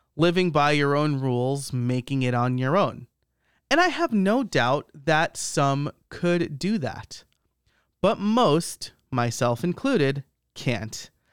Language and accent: English; New York, United States; I'm from the Northeast. I grew up in New York